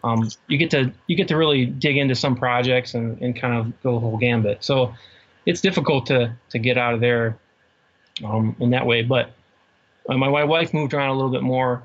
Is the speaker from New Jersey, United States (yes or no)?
no; Cleveland, Ohio, United States; also born or lived in Pittsburgh; I, basically grew up in Cleveland. Okay. Uh, on the east side of Cleveland